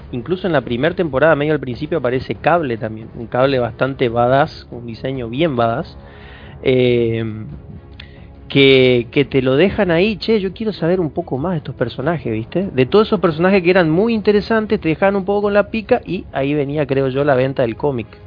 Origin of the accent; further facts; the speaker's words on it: interior of Chaco, Argentina; yo soy del interior del Chaco